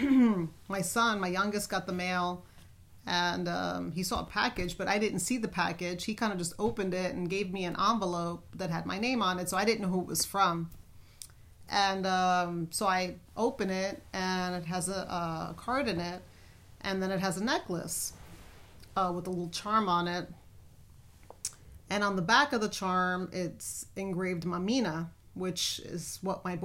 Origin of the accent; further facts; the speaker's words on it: New York City, New York, United States; moved away as an adult; now in Texas, United States; if you haven't already noticed my accent, I'm originally from New York City, born and raised there